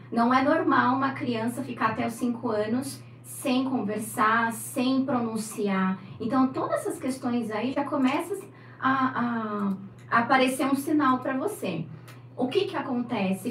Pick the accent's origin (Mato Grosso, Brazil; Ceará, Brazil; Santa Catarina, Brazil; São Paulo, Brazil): São Paulo, Brazil; moved away as an adult; now in Santos, Brazil; Nasci em São Paulo.